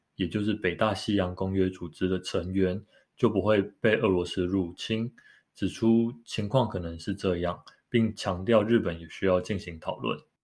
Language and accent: Chinese; Taiwan; 身为，身为台湾人